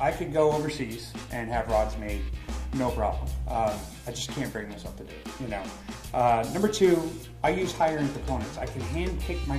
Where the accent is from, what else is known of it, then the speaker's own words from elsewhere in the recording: Texas, United States; now in Fort Myers, United States; I grew up in Texas